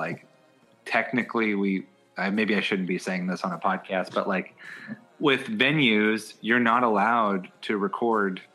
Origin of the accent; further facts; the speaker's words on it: Philadelphia, Pennsylvania, United States; I grew up in Philly, in a section of town called Fairmount, right outside of Center City